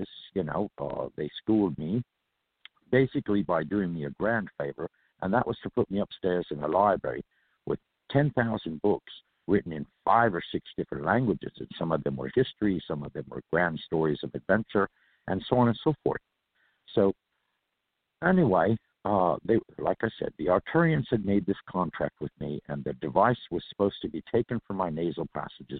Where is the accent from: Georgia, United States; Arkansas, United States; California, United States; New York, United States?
California, United States; I am a native from California